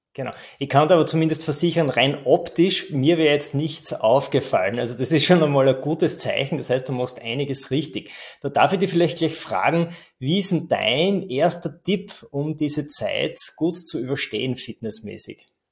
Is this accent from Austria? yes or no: yes; Styria, Austria; bei uns in der Steiermark